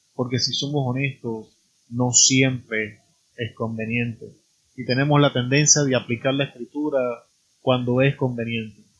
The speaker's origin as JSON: {"language": "Spanish", "country": "Puerto Rico", "said": "En mi país, Puerto Rico"}